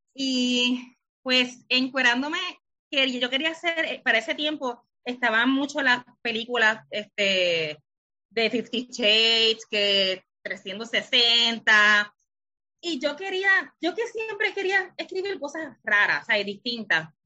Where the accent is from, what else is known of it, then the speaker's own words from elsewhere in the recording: Lajas, Puerto Rico; moved away as an adult; now in San Juan, Puerto Rico; Soy de Lajas, pero vivo en San Juan.